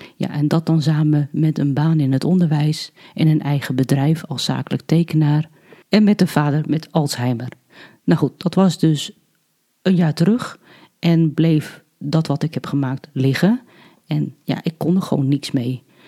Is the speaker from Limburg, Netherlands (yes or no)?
no; Alkmaar, North Holland, Netherlands; moved away; also born or lived in Hardinxveld-Giessendam/Heerewaarden; geboren in Alkmaar en woon in Heergewaard samen met mijn man